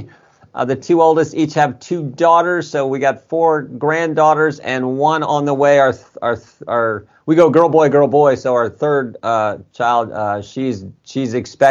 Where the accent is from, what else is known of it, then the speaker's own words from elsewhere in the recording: Ohio, United States; I'm from Ohio